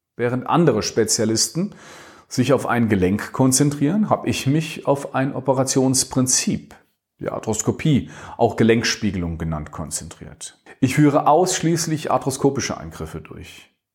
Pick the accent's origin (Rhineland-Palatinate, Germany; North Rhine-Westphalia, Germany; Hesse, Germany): Hesse, Germany; Dreieich; also born or lived in Langen; spiele jetzt immer noch im selben Verein wie in meiner Kindheit, dem T C Rot-Weiß Sprendlingen